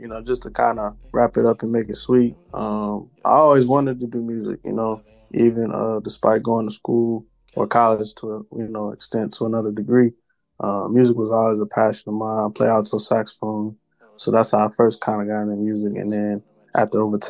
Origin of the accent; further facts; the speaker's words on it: Atlanta, Georgia, United States; also born or lived in Cincinnati, Ohio; I came down to Atlanta since I was about six or so. So I've been kicking it down here ever since then.